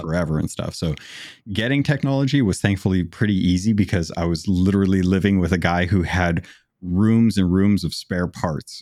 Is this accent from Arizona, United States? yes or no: yes; Phoenix, Arizona, United States; moved away as an adult; also born or lived in Alaska; I grew up in Arizona